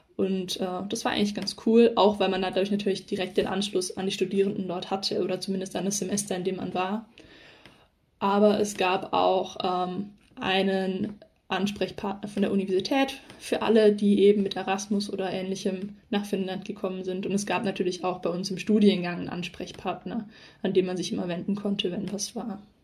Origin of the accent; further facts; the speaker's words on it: Southern Germany, Germany; bei uns in Süddeutschland